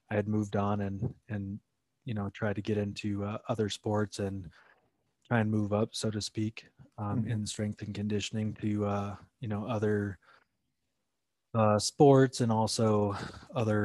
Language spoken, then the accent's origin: English; Iowa, United States; being born and raised in Iowa